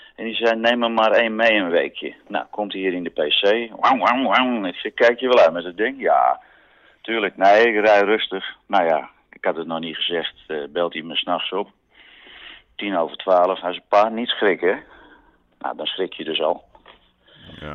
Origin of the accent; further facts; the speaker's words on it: Amsterdam, North Holland, Netherlands; ik ben geen Amsterdammer die typisch altijd naar Zandvoort gaat